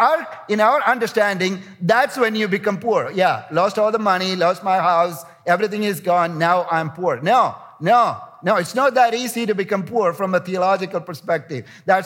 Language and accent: English; India; You know, I'm coming from India, and some of the largest slums in the world are in India.